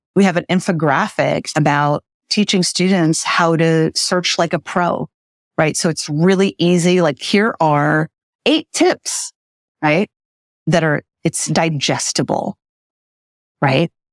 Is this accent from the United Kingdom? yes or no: no; Brazil; moved away; I grew up in Brazil and when we lived there, she became a teacher